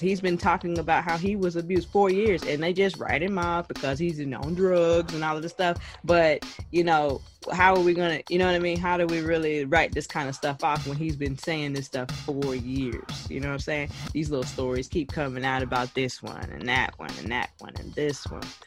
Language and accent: English; Jamaica; I am Jamaican